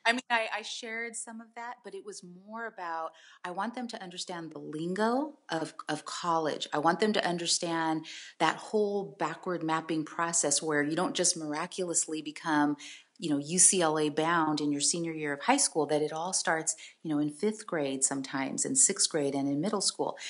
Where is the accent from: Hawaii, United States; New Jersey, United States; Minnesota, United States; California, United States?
California, United States; San Jose; also born or lived in Tracy, California; now in San Diego, United States; San Jose. I grew up in San Jose, and I lived there